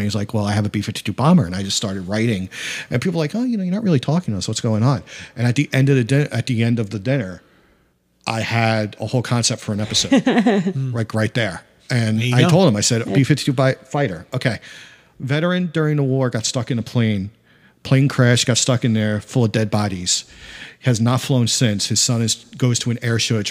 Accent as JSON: {"language": "English", "town": "Amityville", "region": "New York", "country": "United States", "tie": "born or raised there", "said": "I grew up in Amityville, which is mainly minority town."}